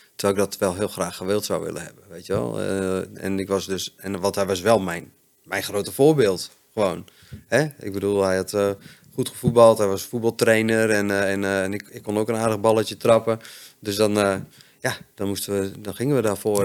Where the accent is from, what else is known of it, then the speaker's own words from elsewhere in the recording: Friesland, Netherlands; also born or lived in Hoogeveen; ik ben opgegroeid in Friesland